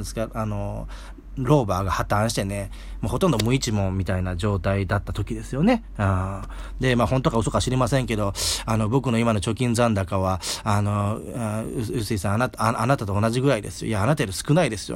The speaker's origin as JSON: {"language": "Japanese", "area": "Sakakibara Onsen", "region": "Mie", "country": "Japan", "tie": "born or raised there", "said": "僕の地元の榊原温泉でやっててですね"}